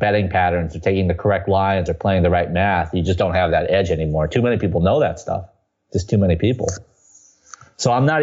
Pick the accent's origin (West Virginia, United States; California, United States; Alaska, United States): California, United States; Southern; now in New York City, United States; I come from Southern California